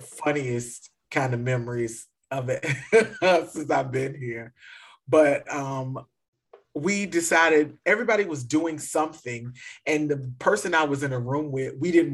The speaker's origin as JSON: {"language": "English", "region": "Virginia", "country": "United States", "moved": "as an adult", "lives_now": "Atlanta, United States", "said": "I'm originally from Virginia"}